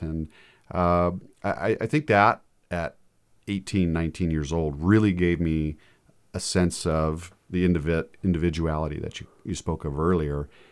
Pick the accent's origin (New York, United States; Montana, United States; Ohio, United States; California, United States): Montana, United States; Fairfield; born and raised in Fairfield, Montana, small community, seven hundred people